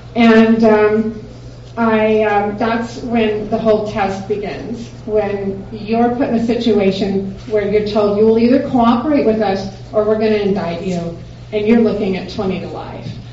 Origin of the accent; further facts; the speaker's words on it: Dallas, Texas, United States; I'm from Dallas.